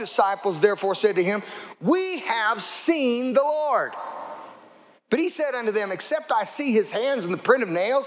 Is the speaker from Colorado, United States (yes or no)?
yes; Lamar, Colorado, United States; Lamar, Colorado, my hometown.